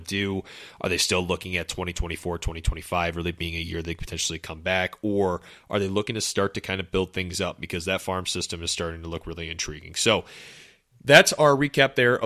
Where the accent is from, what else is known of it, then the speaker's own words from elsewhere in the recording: Carpentersville, Illinois, United States; our high school, Dundee Crown High School in Carpentersville, Illinois.